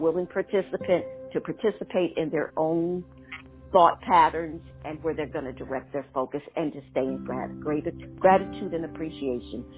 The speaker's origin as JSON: {"language": "English", "town": "Schenectady", "region": "New York", "country": "United States", "tie": "born or raised there", "said": "my hometown"}